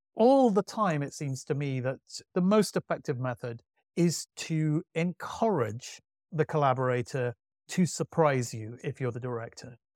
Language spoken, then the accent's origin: English; Manchester, North West England, United Kingdom; I grew up in Manchester